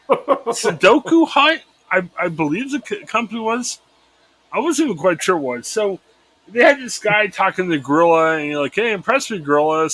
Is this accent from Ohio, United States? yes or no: yes; Cleveland, Ohio, United States; I grew up in the Cleveland area